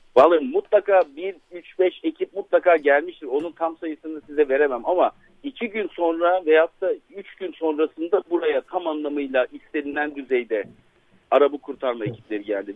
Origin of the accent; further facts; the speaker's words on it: İslahiye / Nurdağı, Gaziantep, Turkey; benim memleketim Yavur Dağı'nın eteklerinde diye tabir edebileceğimiz İsrail'in Nur Dağı'na